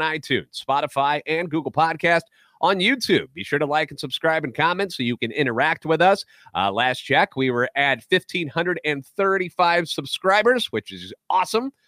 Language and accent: English; St. Louis, Missouri, United States; Born and raised in the Louvre, lifetime Cardinals fan